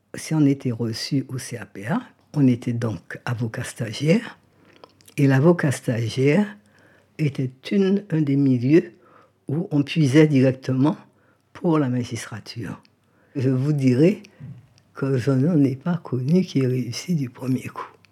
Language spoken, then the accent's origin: French; Guadeloupe; moved away as an adult; also born or lived in Paris; qui m'ont connu enfant en Guadeloupe